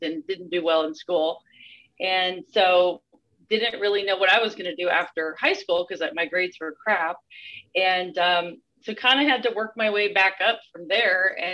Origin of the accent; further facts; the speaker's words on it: Northern California, United States; I was born in the 70s and grew up in Northern California